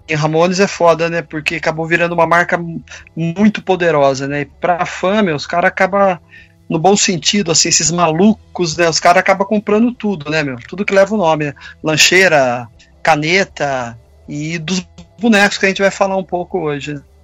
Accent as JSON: {"language": "Portuguese", "town": "Campinas", "region": "São Paulo", "country": "Brazil", "said": "eu sou de Campinas"}